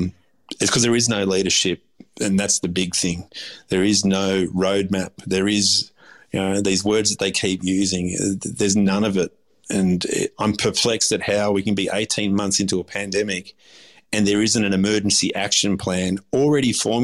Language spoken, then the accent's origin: English; Australia; I consider myself Aussie. I'm half Turkish. I was born here. I was raised here. I'm an Aussie.